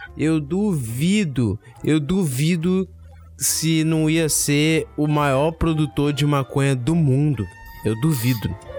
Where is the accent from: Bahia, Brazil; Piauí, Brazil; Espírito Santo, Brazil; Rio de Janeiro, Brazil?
Rio de Janeiro, Brazil; a gente é carioca